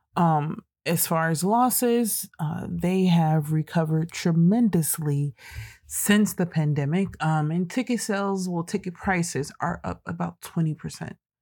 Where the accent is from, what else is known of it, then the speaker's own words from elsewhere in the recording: United States; as American citizens